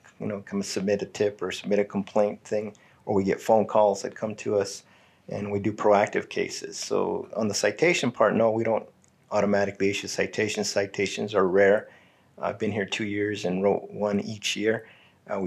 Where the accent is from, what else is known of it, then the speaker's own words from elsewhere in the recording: Douglas, Arizona, United States; moved away as an adult; now in Sierra Vista, United States; I was born and raised in Douglas